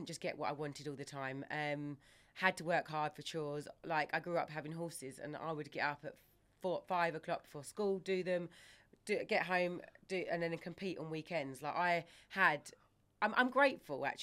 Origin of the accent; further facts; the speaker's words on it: Ongar, East of England, United Kingdom; we grew up in Ongar, so Brentwood.